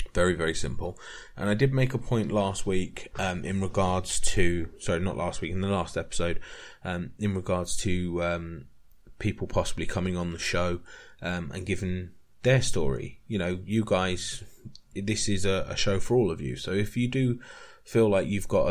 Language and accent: English; United Kingdom; we're not taught about this in British schools